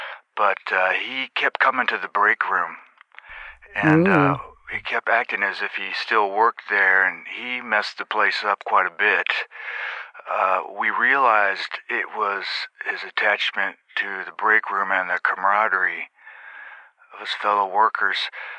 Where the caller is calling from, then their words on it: Beaumont, Texas, United States; I'm calling from Beaumont, Texas.